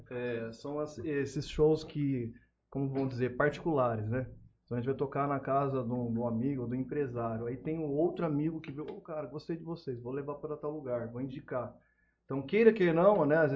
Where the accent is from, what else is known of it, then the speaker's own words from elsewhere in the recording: São Paulo, Brazil; eu sou de São Paulo, cara.